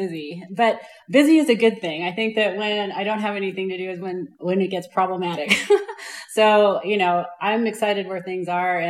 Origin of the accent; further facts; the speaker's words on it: Los Angeles, California, United States; also born or lived in Milwaukee, Wisconsin / Ventura, California / Europe; So I was born there and then we moved to California. So I grew up in Los Angeles, but my dad joined the military. And so we traveled around a bit after that, lived in Europe for a while.